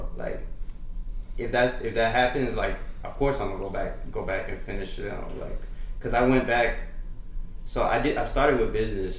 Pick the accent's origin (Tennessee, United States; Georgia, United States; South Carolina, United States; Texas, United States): Texas, United States; El Paso; also born or lived in Arlington, Texas; I'm from El Paso, Texas, and then, I mean, moved to Arlington